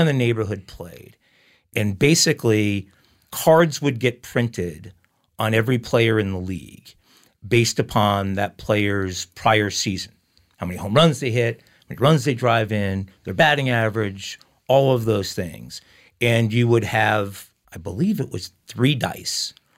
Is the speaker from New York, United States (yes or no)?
yes; Long Island, New York, United States; also born or lived in Islip, New York / Babylon, New York; I grew up in Long Island